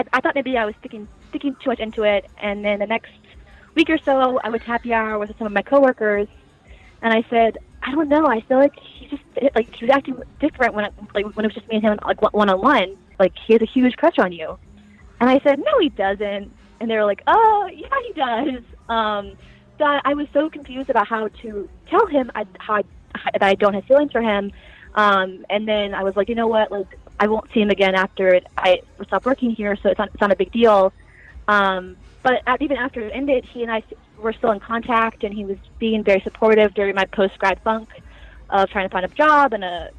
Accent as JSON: {"language": "English", "town": "Alexandria", "region": "Virginia", "country": "United States", "tie": "born or raised there", "said": "my hometown, Alexandria"}